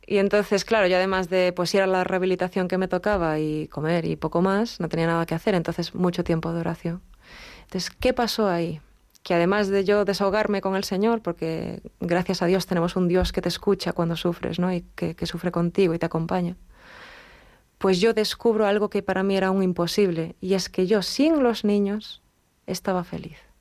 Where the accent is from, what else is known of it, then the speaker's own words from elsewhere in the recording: Galicia, Spain; yo soy gallega